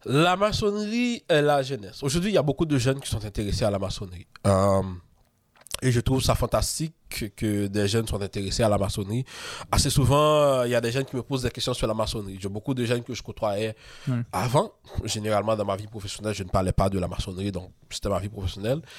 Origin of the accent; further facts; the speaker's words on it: Haiti; moved away as an adult; now in Quebec, Canada; on est beaucoup d'Haïtiens hein, à être mm. franc-maçon